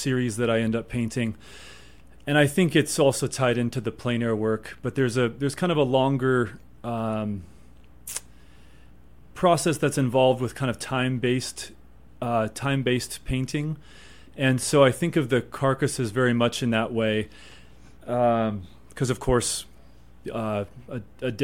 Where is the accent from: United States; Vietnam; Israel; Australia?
United States; Evergreen, Colorado; also born or lived in Eastern Sierra, California; now in Moab, United States; grew up a lot of my life in west of Denver in Evergreen